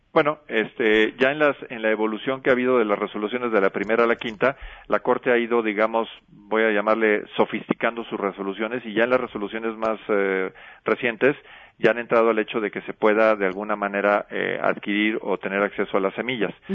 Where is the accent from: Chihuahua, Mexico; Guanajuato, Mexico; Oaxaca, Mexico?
Guanajuato, Mexico; Yo soy oriundo de Guanajuato